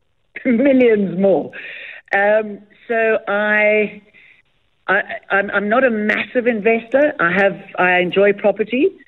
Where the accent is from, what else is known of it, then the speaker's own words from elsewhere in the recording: South Africa; moved away as an adult; also born or lived in Doha, Qatar; we grew up on the Bol River. So it's lovely going back to where our family is from as well